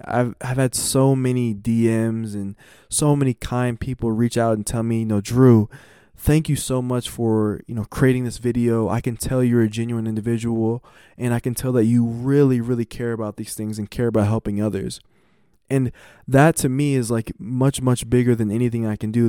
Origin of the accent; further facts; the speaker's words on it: United States; as an American